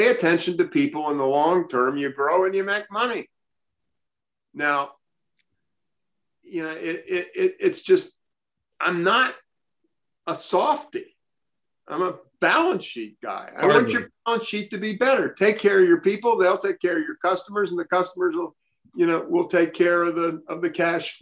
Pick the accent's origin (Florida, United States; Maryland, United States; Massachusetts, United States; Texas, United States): Maryland, United States; Baltimore; I grew up in Baltimore